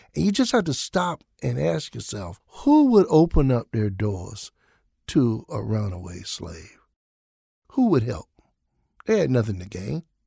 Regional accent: Jacksonville, Florida, United States; also born or lived in Atlanta, Georgia; now in Minneapolis, United States; my hometown of Jacksonville, Florida

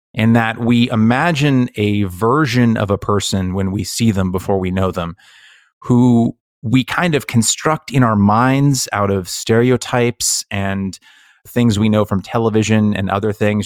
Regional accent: Bay Area, California, United States; when you come from a place like the Bay Area

